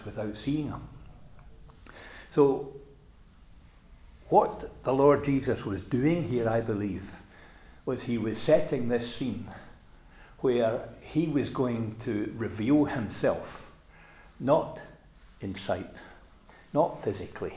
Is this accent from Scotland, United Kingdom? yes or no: yes; Scotland, United Kingdom; as a boy growing up, my father was an evangelist and he used, for a period of time, used to drive what was known as the Scottish gospel van, and it used to be parked in our driveway